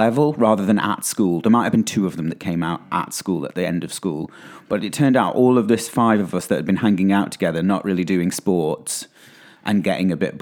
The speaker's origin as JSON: {"language": "English", "town": "Stoke-on-Trent", "region": "West Midlands", "country": "United Kingdom", "said": "I'm from Stoke-on-Trent"}